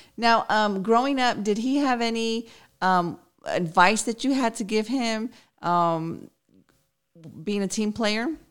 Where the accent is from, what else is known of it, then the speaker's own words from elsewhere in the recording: Chicago, Illinois, United States; now in San Antonio, United States; I was raised in Chicago, so I'm all Bears